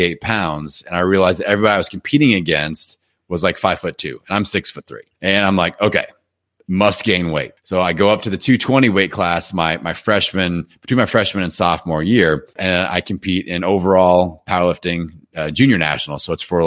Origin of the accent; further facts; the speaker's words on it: Indiana, United States; I'm from Indiana, and I always played basketball growing up.